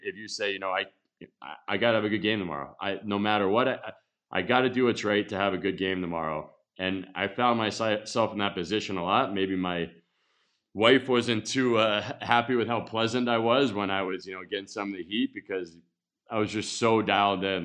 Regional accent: Connecticut, United States; moved away; also born or lived in Montreal / Las Vegas; in Connecticut growing up

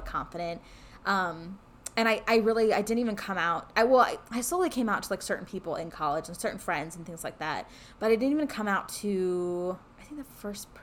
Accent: California, United States; moved away as an adult; I'm from California

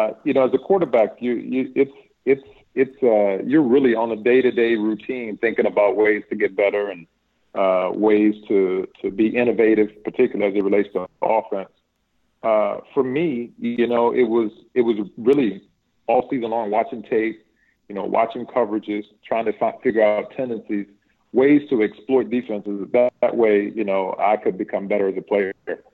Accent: Martinsville, Virginia, United States; I grew up in a town that was predominantly dominated by basketball, man.

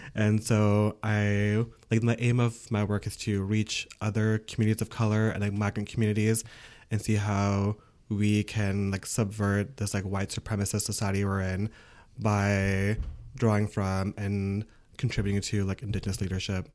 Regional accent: Ontario, Canada; first language English; now in Quebec, Canada; I'm from Ontario

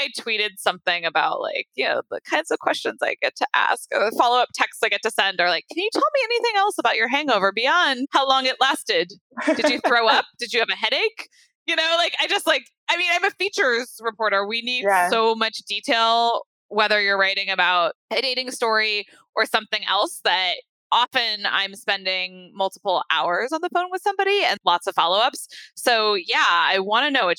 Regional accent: Santa Rosa, California, United States; moved away as an adult; also born or lived in Los Angeles, United States / Washington, D.C., United States; now in San Francisco, United States; I grew up in Santa Rosa

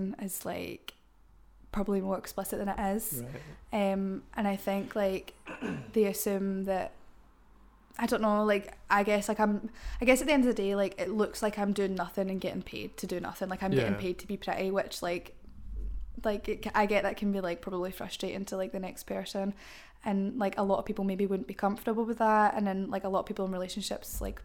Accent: Cumbernauld, Scotland, United Kingdom; where I'm from Cumbernauld, and like where I'm from, like people are very cliquey.

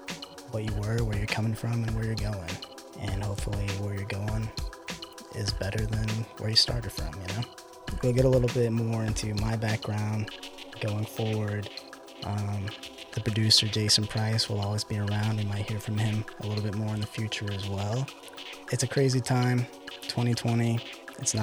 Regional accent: Pensacola, Florida, United States; I'm originally from Florida, the Pensacola area, which is basically Alabama with the beach, you know. I mean, growing up, there's a lot of churches there

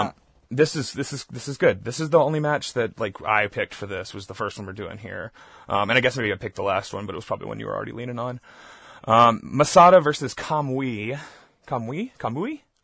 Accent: Southeast Texas, United States; moved away; I grew up in Southeast Texas.

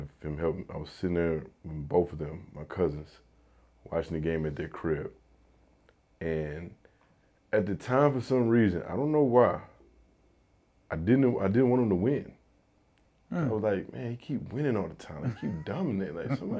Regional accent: the South, United States; I'm from the South. So I'm gonna say a mixture of like the Southern cuisine, you know, the soul food, you know, with some barbecue in there

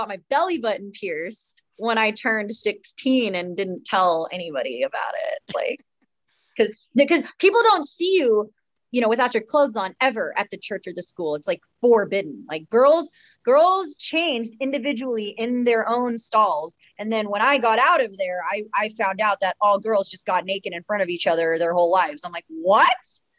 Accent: Oregon, United States; also born or lived in Houston, Texas; I did. I moved to Oregon when I was 5 from Houston, Texas.

